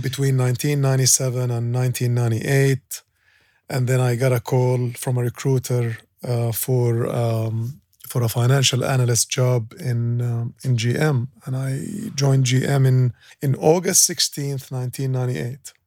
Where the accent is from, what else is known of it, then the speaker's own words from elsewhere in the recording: Kuwait; now in Dubai, United Arab Emirates; I grew up in Kuwait